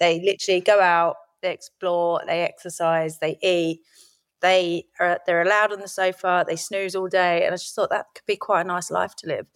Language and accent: English; Lordswood, South East England, United Kingdom; also born or lived in Rochester, Kent; I grew up in Lordwood, which was just outside of the Medway towns in Kent